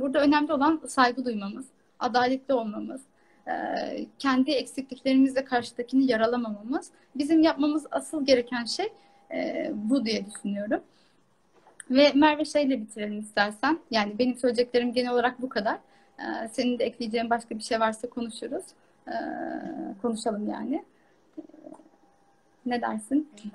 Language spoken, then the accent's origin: Turkish; Kars, Kars Province, Turkey; Karslı olarak yani hayatım boyunca Karslıyım